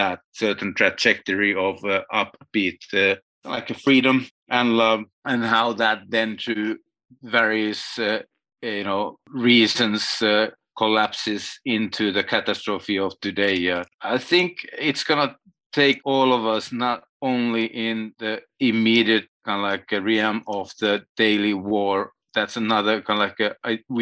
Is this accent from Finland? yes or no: yes; Finland; moved away as an adult; now in Berlin, Germany; I am from Finland and still active there, even if I live with a family in Berlin